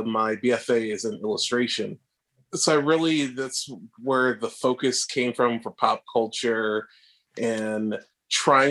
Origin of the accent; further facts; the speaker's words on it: Massachusetts, United States; moved away as an adult; also born or lived in Savannah, Georgia / Chicago; now in Los Angeles, United States; So I'm originally from Massachusetts and I went to undergrad in Savannah, Georgia